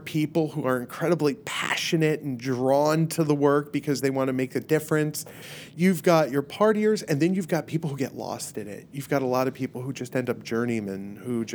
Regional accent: Miami, Florida, United States; moved away; left a party scene in Miami

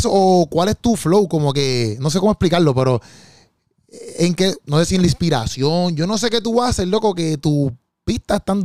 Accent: Dominican Republic

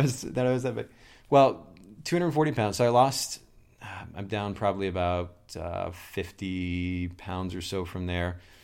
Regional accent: Kokomo, Indiana, United States; I'm originally from Kokomo, Indiana

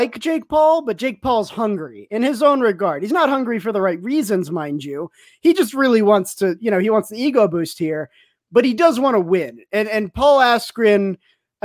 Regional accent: El Paso, Texas, United States; I'm from El Paso, too

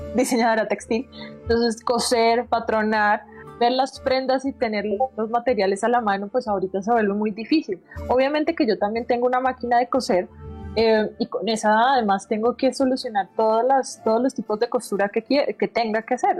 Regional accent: Bucaramanga, Santander, Colombia; yo soy de Bucaramanga. Yo no sé, eh, en Bucaramanga no teníamos tantos canales, literalmente era la parabólica.

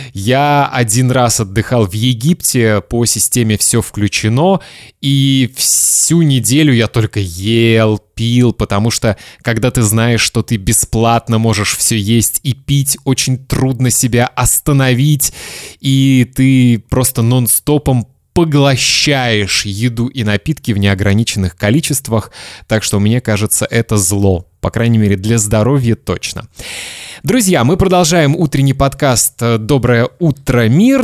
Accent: Kaliningrad, Kaliningrad Oblast, Russia; это мой родной город, Калининград

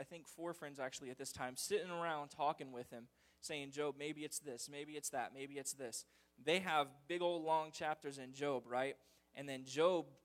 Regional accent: United States; as an American people

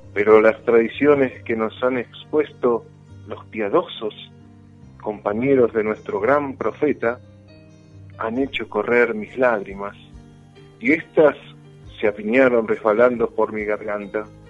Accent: Buenos Aires, Argentina; moved away as an adult; now in Mar del Plata, Argentina; yo vengo de Buenos Aires, vine hace 26 años

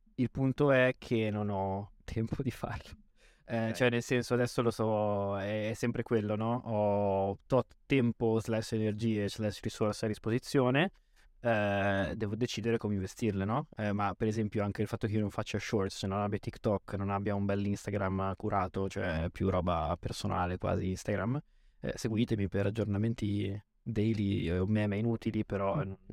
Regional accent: Lazise, Veneto, Italy; io vengo da un paesino in provincia di Verona, sul lago di Garda

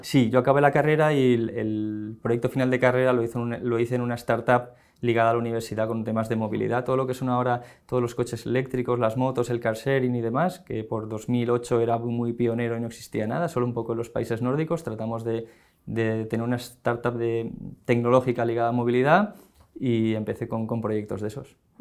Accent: Valencia, Valencian Community, Spain; moved away as an adult; now in Madrid, Spain

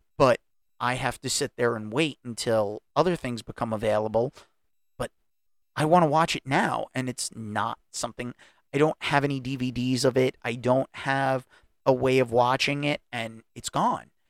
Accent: United States; I'm an American. I was born in this country

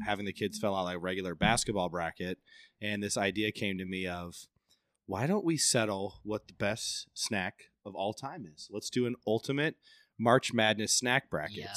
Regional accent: Central Iowa, United States; So I'm from Central Iowa

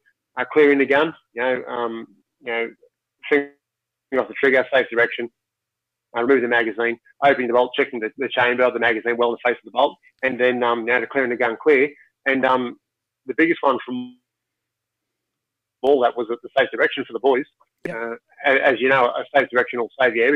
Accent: Sydney, New South Wales, Australia; I grew up in Western Sydney, my parents never had firearms or anything like

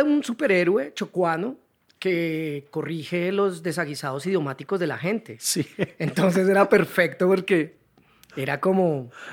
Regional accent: Neiva, Huila, Colombia; moved away as an adult; also born or lived in Cali; now in Bogotá, Colombia; por temas del trabajo de mi papá nos tocó ir a Neiva, 10 años

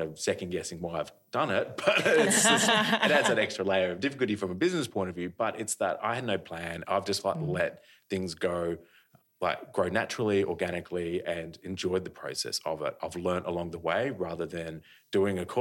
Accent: Australia; I'm an Australian artist

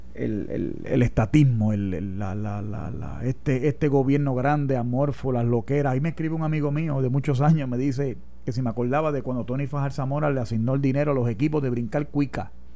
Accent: Puerto Rico

